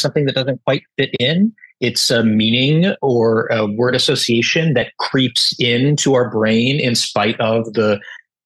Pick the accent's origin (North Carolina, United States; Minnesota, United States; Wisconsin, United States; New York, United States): Wisconsin, United States; Milwaukee; moved away; I'm from Milwaukee, Wisconsin, originally, and I was, I want to say, 3 or 4 years old